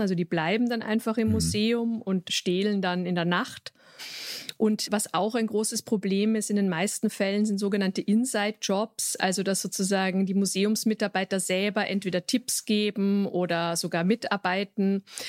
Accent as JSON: {"language": "German", "region": "Vienna", "country": "Austria", "said": "ich selbst bin Wienerin"}